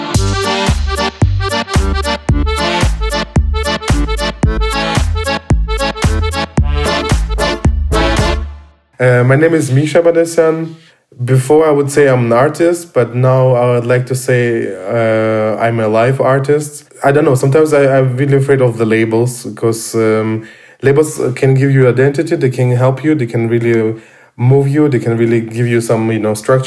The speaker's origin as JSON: {"language": "English", "town": "Rostov-on-Don", "region": "Rostov Oblast", "country": "Russia", "tie": "born or raised there", "also_born_or_lived": "Dresden, Germany", "second_language": "English", "moved": "as an adult", "lives_now": "Berlin, Germany", "said": "I was born and raised in Russia, in Rostov-on-Don"}